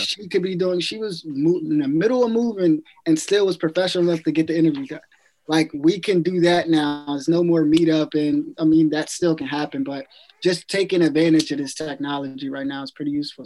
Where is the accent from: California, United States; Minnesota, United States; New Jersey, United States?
New Jersey, United States; I'm from Jersey, and we always be talking about food